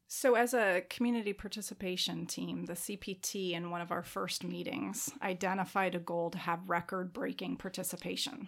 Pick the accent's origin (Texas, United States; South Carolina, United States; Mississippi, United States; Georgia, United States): Georgia, United States; Atlanta; moved away as an adult; also born or lived in Chicago / Denver, Colorado; now in James City County, United States; I grew up in Atlanta and then went to college in Chicago, spent ten years in Denver.